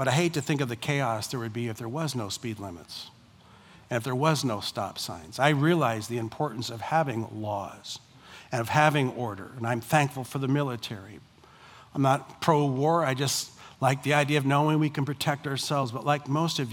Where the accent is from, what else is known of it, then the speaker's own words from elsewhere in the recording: United States; I am first and foremost a Christian who happens to be an American.